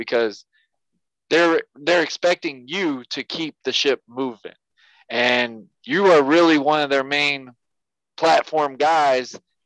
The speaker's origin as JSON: {"language": "English", "town": "Yulee", "region": "Florida", "country": "United States", "tie": "born or raised there", "said": "my hometown, Yulee, Florida"}